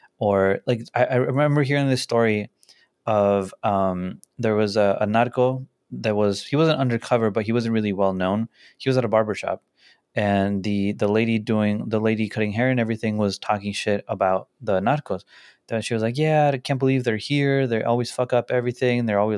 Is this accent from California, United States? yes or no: yes; La Puente, California, United States; La Puente. I'm from La Puente.